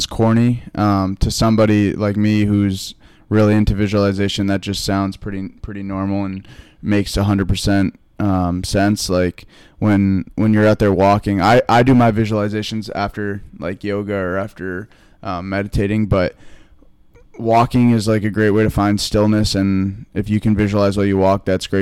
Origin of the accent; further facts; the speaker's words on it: Vermont, United States; moved away as an adult; now in Boston, United States; I'm away from Vermont more. Yeah. Like back home, I live on a farm